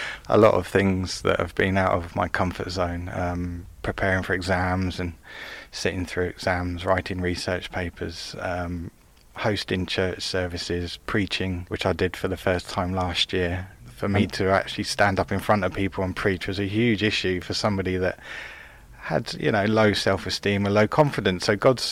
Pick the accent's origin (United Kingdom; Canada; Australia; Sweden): United Kingdom; High Wycombe, South East England; I'm from High Wycombe, which is in Buckinghamshire